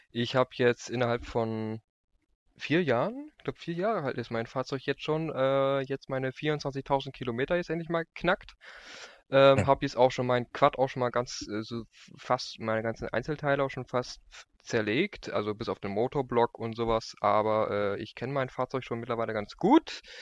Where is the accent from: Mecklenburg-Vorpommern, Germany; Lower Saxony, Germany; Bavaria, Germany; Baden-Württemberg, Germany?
Lower Saxony, Germany; Ähm, ich komme aus, aus Landkreis Rotenburg-Wümme.